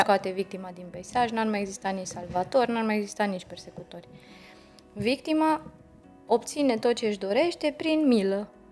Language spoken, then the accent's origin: Romanian; Romania; în ADN-ul nostru ca români